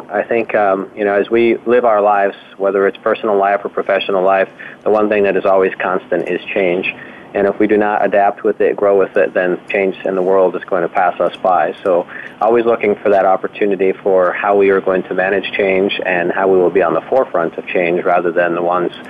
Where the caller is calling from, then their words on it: Jackson, Michigan, United States; It is 12:05 here in Jackson, Michigan, in our corporate office.